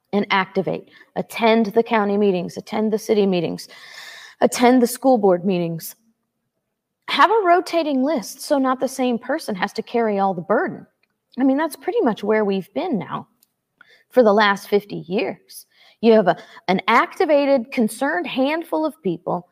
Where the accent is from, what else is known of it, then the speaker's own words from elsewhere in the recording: St. Louis, Missouri, United States; I grew up in St. Louis, Missouri.